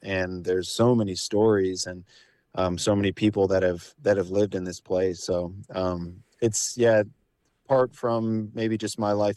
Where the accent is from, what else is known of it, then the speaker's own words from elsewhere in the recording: La Crosse, Wisconsin, United States; now in Minneapolis, United States; I'm from the Driftless area, I'm from La Crosse, Wisconsin.